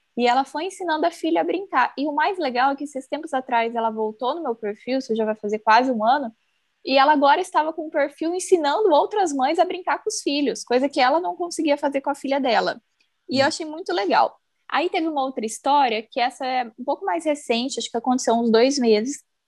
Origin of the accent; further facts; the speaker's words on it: Campo Grande, Mato Grosso do Sul, Brazil; moved away as an adult; also born or lived in Cascavel; now in Umuarama, Brazil; Eu sou de Campo Grande, né? Nasci, criei aí, e há oito anos eu me mudei para o interior do Paraná. Eu moro atualmente em Umuarama